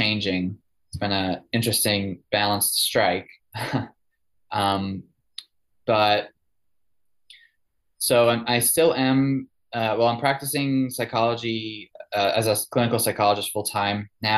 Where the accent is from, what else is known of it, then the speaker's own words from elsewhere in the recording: outside New York City, United States; moved away as an adult; also born or lived in Chicago / Cincinnati; now in Asheville, United States; I grew up outside New York City, then moved to Chicago, then Cincinnati